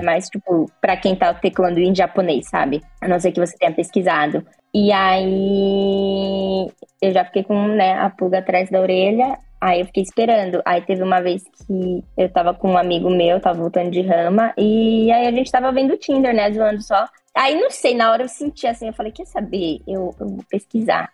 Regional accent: Brazil; now in Japan; eu sou brasileira

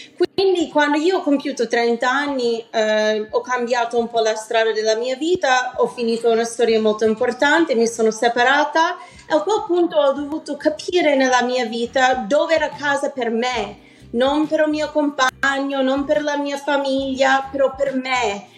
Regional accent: New Haven, Connecticut, United States; first language English; Italian is a second language; moved away as an adult; also born or lived in New York; now in Milan, Italy; essendo italo-americana, crescendo in America

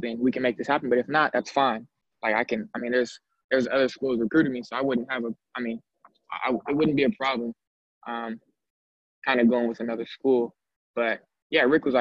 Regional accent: Sacramento, California, United States; moved away; my hometown school, which is another Division I program

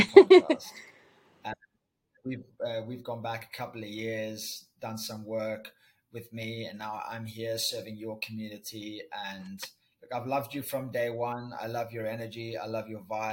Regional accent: Cape Town, Western Cape, South Africa; accent: South African; moved away; I grew up in Cape Town, South Africa. Ooh. That's my sexy accent, South African.

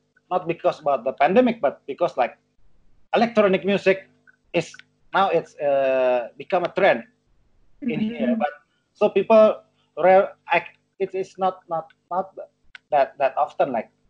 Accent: North Sumatra, Indonesia; English is a second language; So it's like habit for because like my culture, I'm from Batak and my mother is from Ambon.

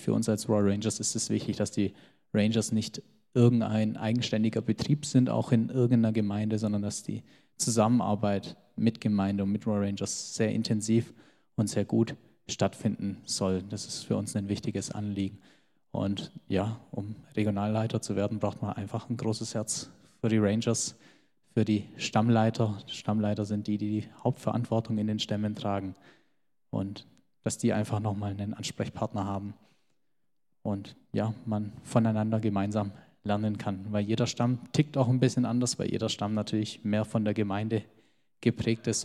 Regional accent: Geislingen an der Steige, Baden-Württemberg, Germany; also born or lived in Göppingen; meine Eltern kommen aus dem Kosovo und ich bin aber in Geislingen geboren und groß geworden

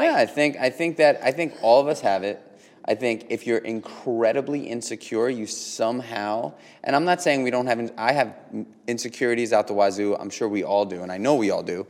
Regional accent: New York City, New York, United States; born and raised in New York just like me

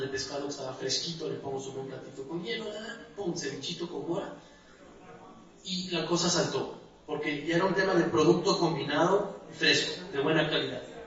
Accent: Andes, Ecuador; soy de Ecuador, soy de los Andes

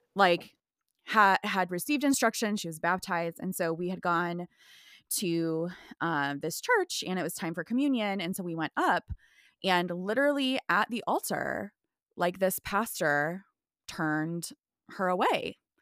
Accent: Midwest, United States; originally from the Midwest

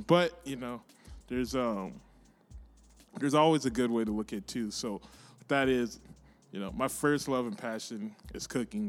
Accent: Texas, United States; also born or lived in San Antonio, Texas; I was born in San Antonio, but grew up here pretty much. So almost like I was born here

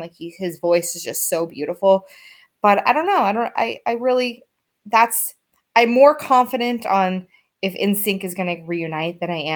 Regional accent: Boston, Massachusetts, United States; I'm from Boston

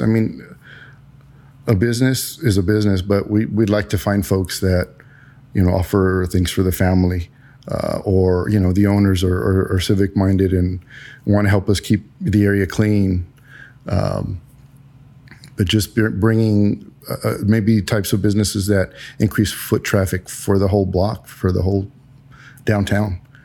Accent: San Antonio, Texas, United States; also born or lived in Germany; I was born and raised in San Antonio.

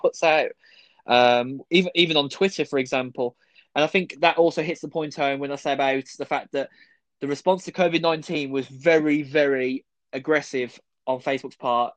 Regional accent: United Kingdom; we're British

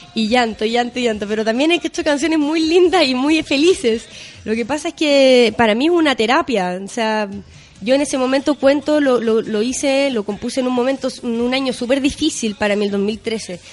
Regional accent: Chile; also born or lived in Chaco, Argentina; me vine muy chiquitita acá en Chile y prácticamente crecí acá

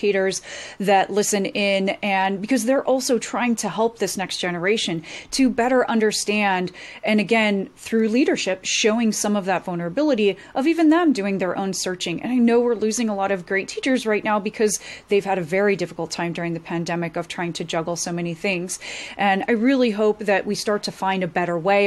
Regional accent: United States; moved away; I grew up near Lake Tahoe in the Sierras on the West Coast

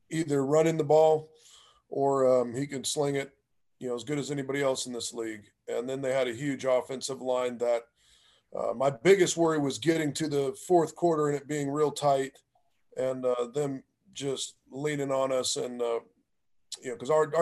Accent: Santa Clarita, California, United States; moved away; I'm from California

